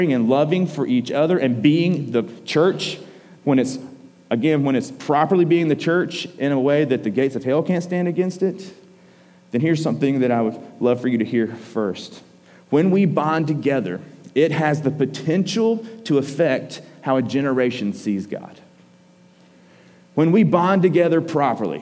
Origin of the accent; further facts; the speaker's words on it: Georgia, United States; we're from Georgia